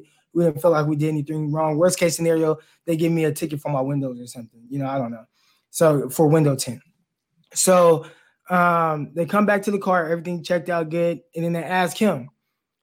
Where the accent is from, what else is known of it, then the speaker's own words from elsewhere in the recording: California, United States; We're both from California